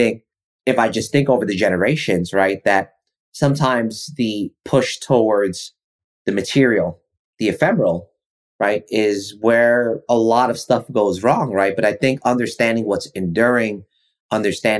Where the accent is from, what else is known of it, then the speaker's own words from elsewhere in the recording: United States; also born or lived in New York; growing up in New Jersey and New York around a lot of Italians